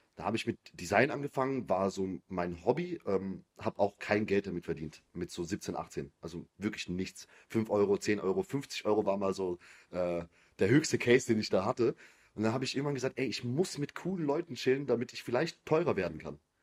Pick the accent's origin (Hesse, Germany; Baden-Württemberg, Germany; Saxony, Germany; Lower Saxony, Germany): Baden-Württemberg, Germany; Biberach an der Riss; ich komme aus Biberach, also es ist eher so eine kleinere Stadt